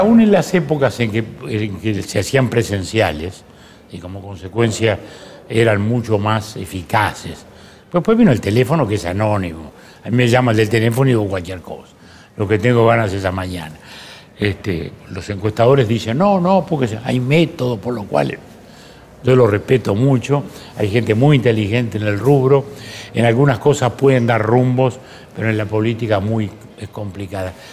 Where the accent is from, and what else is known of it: Uruguay